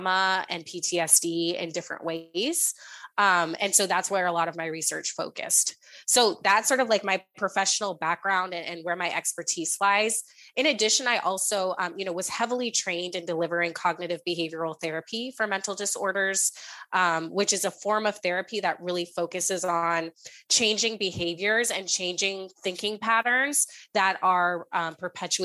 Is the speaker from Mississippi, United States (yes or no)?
no; San Francisco Bay Area, California, United States; moved away as an adult; also born or lived in St. Louis, United States; now in Boston, United States; I grew up in the San Francisco Bay Area, moved to Boston for college.